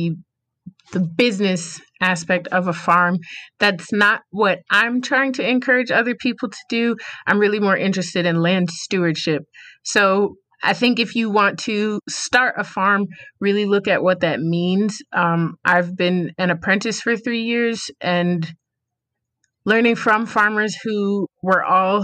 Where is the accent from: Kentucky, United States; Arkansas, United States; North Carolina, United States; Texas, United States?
North Carolina, United States; Rocky Mount; also born or lived in Newark; where I was raised in Rocky Mount, North Carolina. So proud to be from here, really excited to be back home